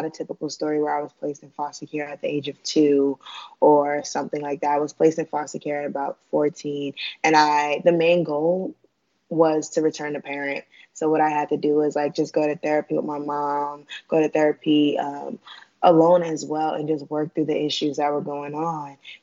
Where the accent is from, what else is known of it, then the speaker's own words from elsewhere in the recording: New York, United States; moved away as an adult; now in Atlanta, United States; I was born and raised in New York, and I currently attend college, Stoneman College, in Atlanta, Georgia